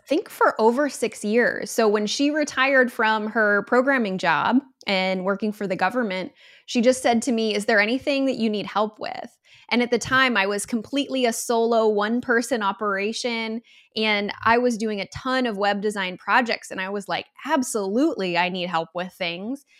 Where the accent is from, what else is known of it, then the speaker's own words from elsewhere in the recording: Michigan, United States; I'm from Michigan